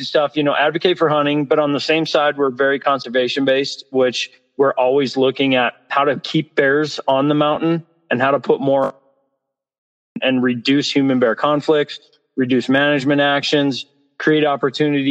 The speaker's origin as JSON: {"language": "English", "town": "Butte", "region": "Montana", "country": "United States", "tie": "born or raised there", "moved": "yes", "lives_now": "Cody, United States", "said": "I grew up in Southwest Montana, in a little town called Butte, Montana, and grew up hunting and fishing"}